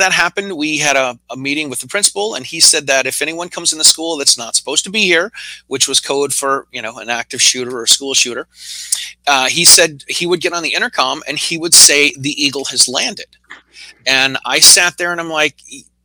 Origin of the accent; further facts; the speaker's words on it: Massachusetts, United States; I'm from Massachusetts